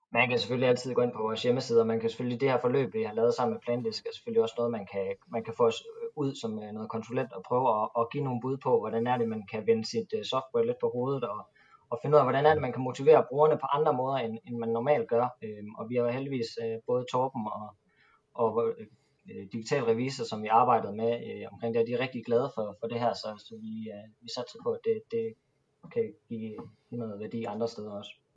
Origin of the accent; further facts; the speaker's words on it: Jutland, Denmark; Jeg er jo jyde